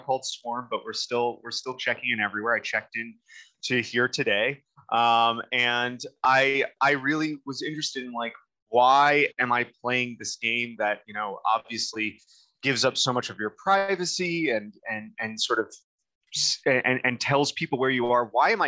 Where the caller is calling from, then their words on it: Eugene, Oregon, United States; I am calling from my office in Eugene, Oregon, at the University of Oregon